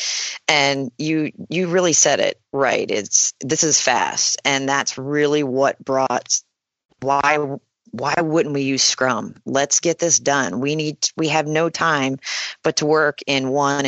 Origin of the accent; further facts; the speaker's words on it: Pennsylvania, United States; I'm from Pennsylvania, and I've been a family person